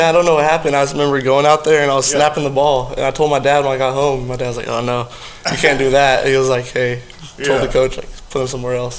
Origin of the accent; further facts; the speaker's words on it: Edmond, Oklahoma, United States; I'm from Edmond, Oklahoma.